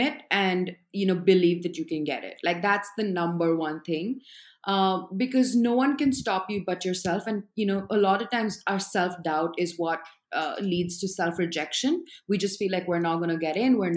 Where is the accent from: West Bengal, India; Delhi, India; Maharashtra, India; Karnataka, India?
Delhi, India; New Delhi; moved away as an adult; now in New York City, United States; I've grown up in New Delhi, India